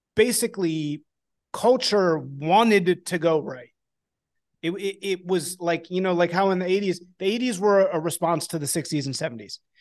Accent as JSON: {"language": "English", "town": "Chicago", "region": "Illinois", "country": "United States", "also_born_or_lived": "New Orleans / Washington, District of Columbia, United States", "moved": "as an adult", "said": "I'm from Chicago."}